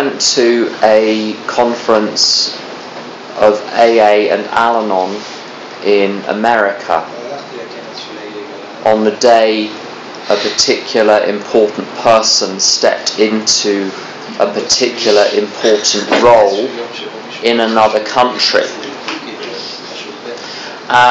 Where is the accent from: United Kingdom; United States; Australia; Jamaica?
United Kingdom; England; I'm from England